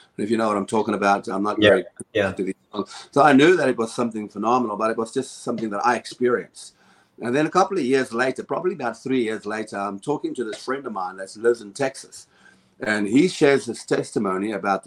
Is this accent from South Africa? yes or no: yes; South Africa; now in United States; I come from South Africa.